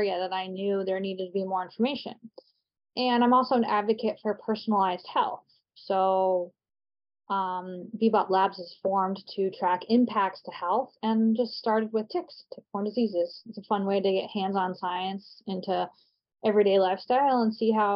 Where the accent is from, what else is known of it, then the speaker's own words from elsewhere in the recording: Vermont, United States; moved away as an adult; now in New Hampshire, United States; I live in New Hampshire now, but I grew up in Vermont